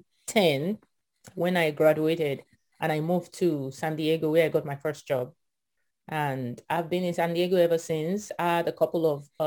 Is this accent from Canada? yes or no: no; Akure, Ondo, Nigeria; moved away as an adult; also born or lived in Houston, Texas / California; now in United States; I was born and raised in Nigeria, in a small town called Akure. It's in the southwestern part of Nigeria